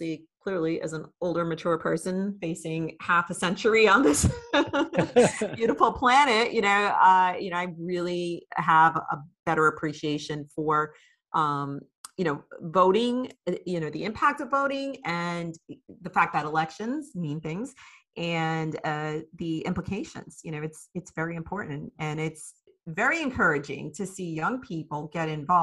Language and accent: English; New York City, New York, United States; moved away as an adult; also born or lived in Virginia Beach; growing up in the New York City area